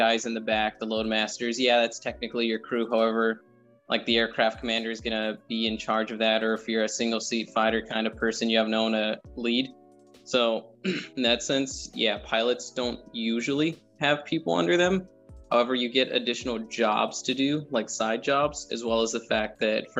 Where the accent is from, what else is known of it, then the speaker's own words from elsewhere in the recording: Monterey Park, California, United States; moved away as an adult; Southern California, so like Monterey Park, Alhambra, for everyone who's from over there. And then I just stayed there until I got in the Air Force.